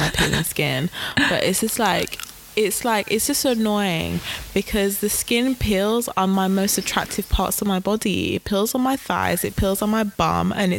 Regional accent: England, United Kingdom; we're born in England

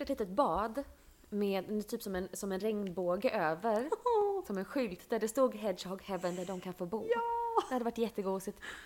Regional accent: Bankeryd, Jönköping County, Sweden; moved away as an adult; now in Stockholm, Sweden; när jag var liten och bodde i Bankeryd

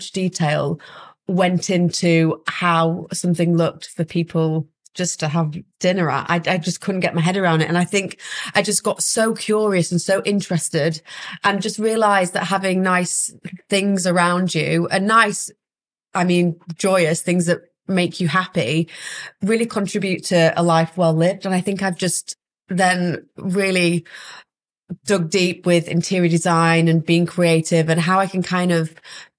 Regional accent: Huddersfield, Yorkshire and the Humber, United Kingdom; moved away as an adult; also born or lived in Leeds; now in London, United Kingdom; I'm from Huddersfield

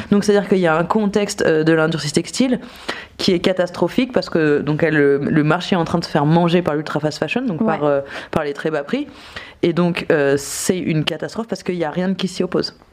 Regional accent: Nancy, Grand Est, France; j'ai grandi à Nancy

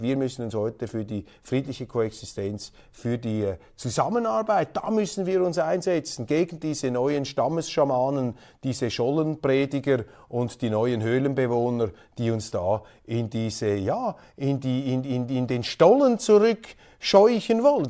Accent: Switzerland; Als Schweizer

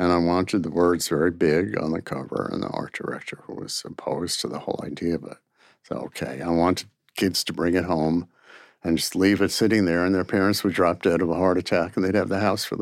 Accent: New York City, New York, United States; I'm from Brooklyn

